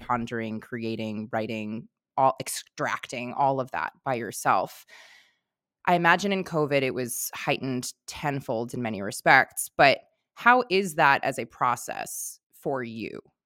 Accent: New York, United States; growing up in New York, like, I have that directness

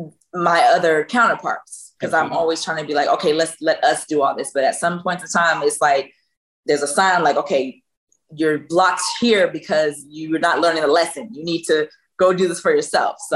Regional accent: Virginia, United States; moved away; I'm from Virginia

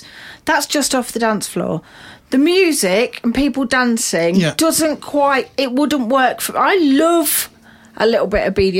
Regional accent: United Kingdom; we're British

